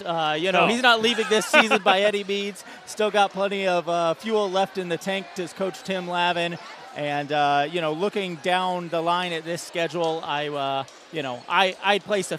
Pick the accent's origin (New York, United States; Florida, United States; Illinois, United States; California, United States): Illinois, United States; Champaign; but we're both from Champaign, so it really feels like anyone's game.